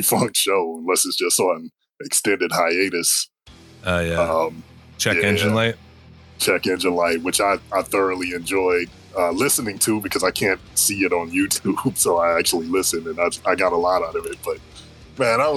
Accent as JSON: {"language": "English", "town": "Cleveland", "region": "Ohio", "country": "United States", "said": "I'm from Cleveland"}